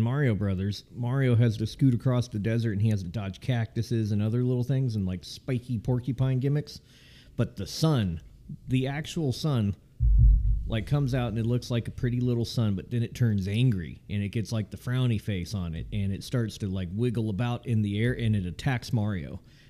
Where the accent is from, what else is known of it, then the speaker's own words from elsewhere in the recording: California, United States; I came from California.